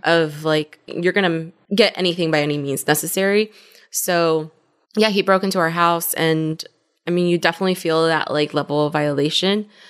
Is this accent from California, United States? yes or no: yes; Compton, California, United States; moved away as an adult; also born or lived in Culver City, California / Inglewood, California; now in Austin, United States; I'm from L A," but in more specific terms, Compton. I originally was born in Culver City